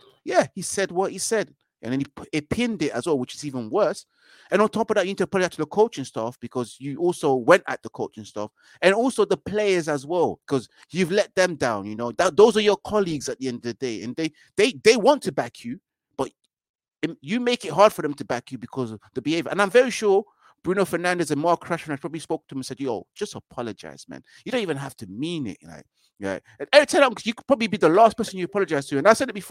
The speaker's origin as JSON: {"language": "English", "region": "London", "country": "United Kingdom", "said": "I'm from Brits"}